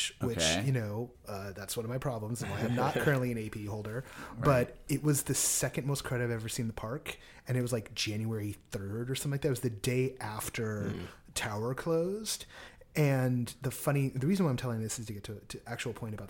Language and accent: English; Anaheim, California, United States; I was born in Orange County at St. Joe's